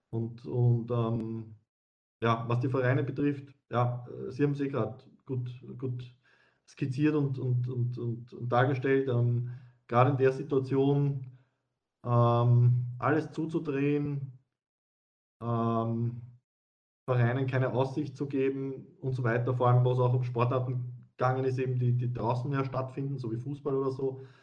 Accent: Wiener Neustadt, Lower Austria, Austria; ich denke jetzt an Niederösterreich oder ich denke an Wiener Neustadt, wo ich her bin.

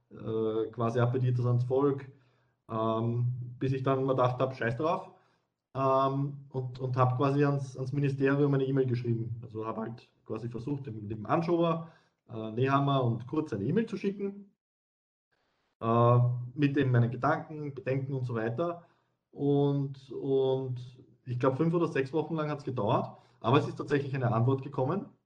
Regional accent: Wiener Neustadt, Lower Austria, Austria; ich denke jetzt an Niederösterreich oder ich denke an Wiener Neustadt, wo ich her bin.

